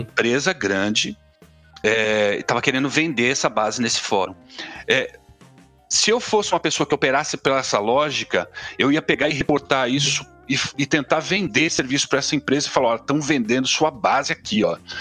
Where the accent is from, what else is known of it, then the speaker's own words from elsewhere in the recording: São Paulo, Brazil; eu venho de periferia de São Paulo